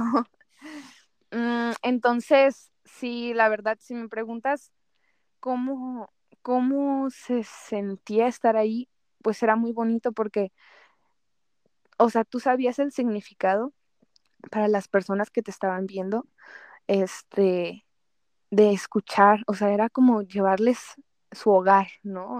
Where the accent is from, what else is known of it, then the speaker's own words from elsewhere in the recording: Guadalajara, Jalisco, Mexico; yo como tapatía